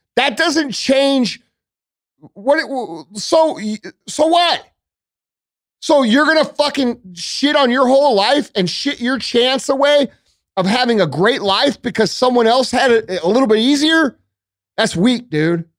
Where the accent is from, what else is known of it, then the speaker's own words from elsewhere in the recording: St. Louis, Missouri, United States; I am from Saint Louis